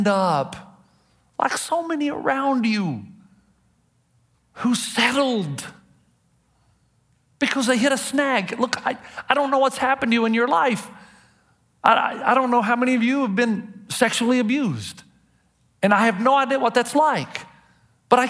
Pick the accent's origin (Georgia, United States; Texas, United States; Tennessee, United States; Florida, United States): Tennessee, United States; I'm from Tennessee